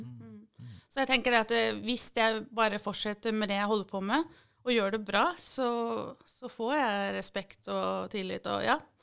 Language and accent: Norwegian; Eastern Norway, Norway; now in Mandal, Norway; Jeg har jo bodd her lenger enn jeg har bodd på Østlandet